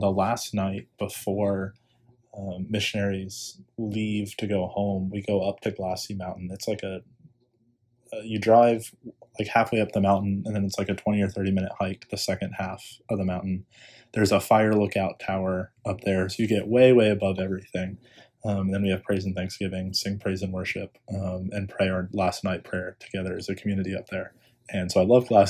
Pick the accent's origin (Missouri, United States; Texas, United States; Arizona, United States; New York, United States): Texas, United States; San Antonio; moved away as an adult; now in College Park, United States; I'm from, born and raised in South Texas. I'm from San Antonio, so I'm a Texan boy at heart.